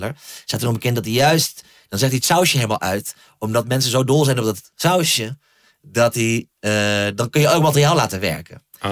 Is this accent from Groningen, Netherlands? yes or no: yes; Groningen, Netherlands; waar ik opgroeide in Groningen